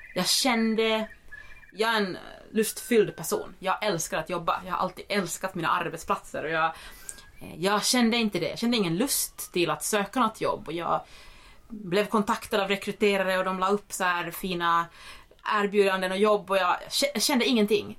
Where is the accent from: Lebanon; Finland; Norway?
Finland; now in Sweden; jag är en finlandssvensk. Eh, men, som, men som bor i Sverige